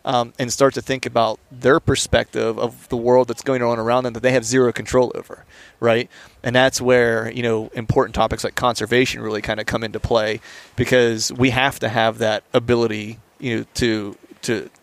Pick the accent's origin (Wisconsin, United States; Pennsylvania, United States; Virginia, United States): Pennsylvania, United States; we grew up in Pennsylvania